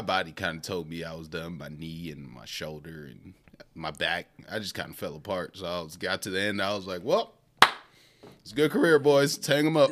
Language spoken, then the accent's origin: English; Milwaukee, Wisconsin, United States; moved away as an adult; also born or lived in Saint Cloud, Minnesota; now in Minnesota, United States; I am born and raised in Milwaukee, Wisconsin.